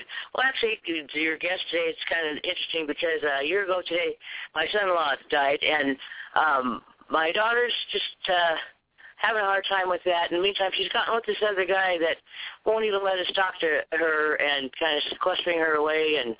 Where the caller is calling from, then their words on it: Westwood, California, United States; I'm in Westwood, California.